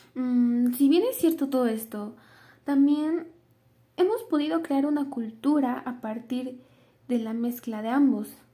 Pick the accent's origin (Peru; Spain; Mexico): Mexico; nosotros como mexicanos